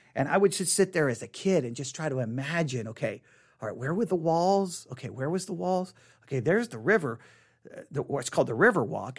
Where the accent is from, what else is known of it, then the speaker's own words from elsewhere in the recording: Texas, United States; I grew up here in Texas, and my mother was from San Antonio